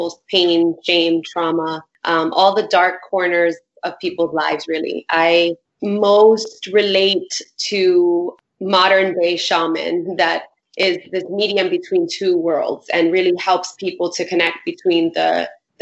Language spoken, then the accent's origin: English; New York City, New York, United States; I grew up in Bushwick in Brooklyn.